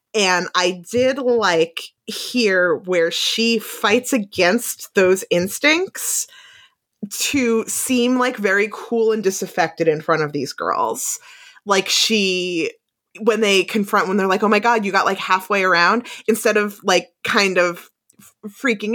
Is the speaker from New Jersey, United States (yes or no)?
yes; New Jersey, United States; growing up in New Jersey